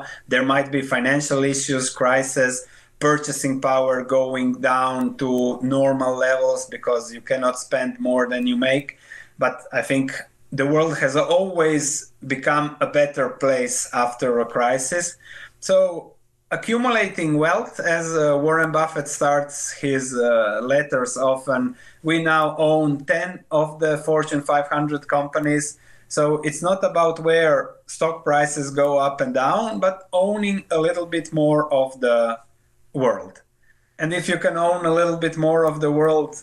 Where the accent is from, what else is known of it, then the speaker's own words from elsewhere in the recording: Croatia; I was born in Yugoslavia, then later became Croatia.